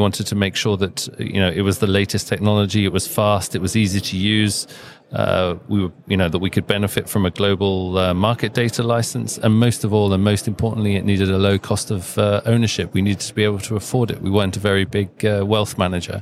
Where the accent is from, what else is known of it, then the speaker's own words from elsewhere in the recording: United Kingdom; now in Denmark; We're based in Denmark. We're a Danish company, but I'm British, but I'm also Danish. I have dual nationality